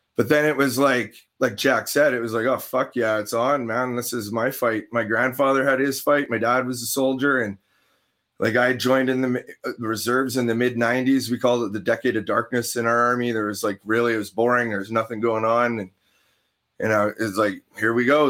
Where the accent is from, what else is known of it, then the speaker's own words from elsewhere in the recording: Canada; as a Canadian